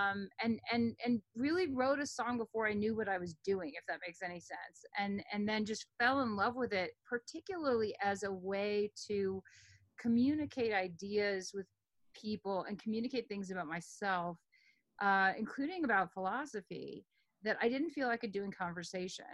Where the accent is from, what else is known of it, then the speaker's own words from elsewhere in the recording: Omaha, Nebraska, United States; moved away as an adult; also born or lived in New York City / Texas / Berkeley; I grew up in Omaha, Nebraska until I was 18.